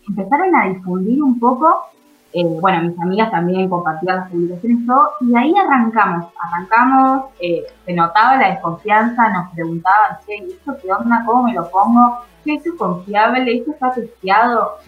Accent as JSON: {"language": "Spanish", "town": "Carmen de Patagones", "region": "Buenos Aires Province", "country": "Argentina", "said": "yo soy de Vietma, de Patagones en realidad"}